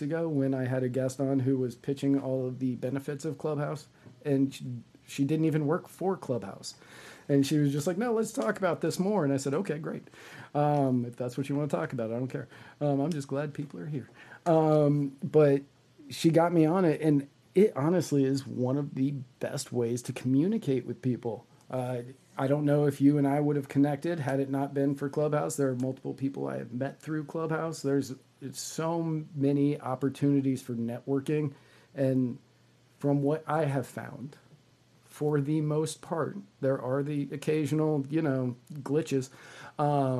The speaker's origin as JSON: {"language": "English", "region": "Virginia", "country": "United States", "tie": "born or raised there", "said": "I grew up in Virginia. I grew up in Virginia"}